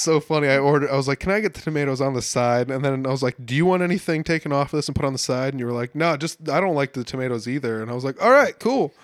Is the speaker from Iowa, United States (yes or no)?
yes; Humboldt, Iowa, United States; my hometown of Humboldt, Iowa